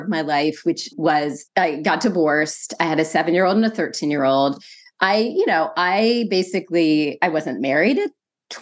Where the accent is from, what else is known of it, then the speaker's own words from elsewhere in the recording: San Francisco, California, United States; moved away as an adult; I'm originally from California. That's the whole Bay Area, the love of the Bay Area. I was born in San Francisco.